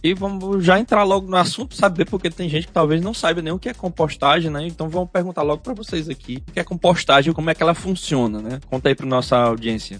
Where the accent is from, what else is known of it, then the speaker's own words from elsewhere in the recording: Oeiras, Piauí, Brazil; Eu sou de Oeiras também, cidade do interior, então tive muito contato com a natureza, vivia na fazenda do meu avô